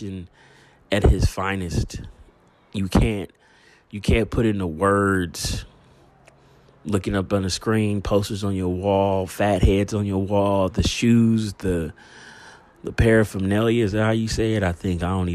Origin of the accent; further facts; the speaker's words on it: United States; Us here in the United States, being American